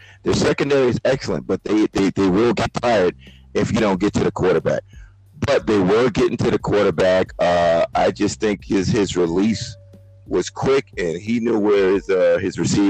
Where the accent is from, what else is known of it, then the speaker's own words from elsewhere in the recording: New York, United States; I am a New Yorker and I root for the home team.